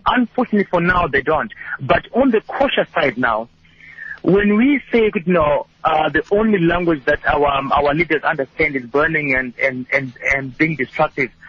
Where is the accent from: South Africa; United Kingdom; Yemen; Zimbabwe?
Zimbabwe; moved away; originally I'm from Zim